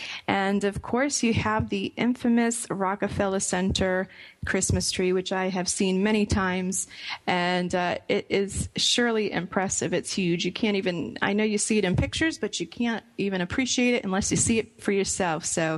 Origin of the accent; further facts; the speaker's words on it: outside of Boston, Massachusetts, United States; I grew up outside of Boston